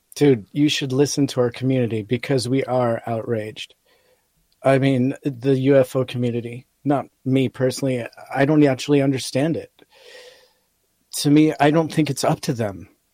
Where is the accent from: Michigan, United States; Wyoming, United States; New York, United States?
New York, United States; Rochester; I was raised in Rochester, New York, so we only had the Bills games to go to.